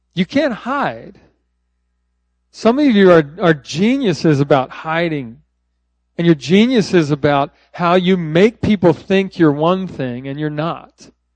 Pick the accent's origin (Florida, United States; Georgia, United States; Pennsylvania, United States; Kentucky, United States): Pennsylvania, United States; Philadelphia; now in Texas, United States; I grew up there. So I am a transplanted Philadelphian.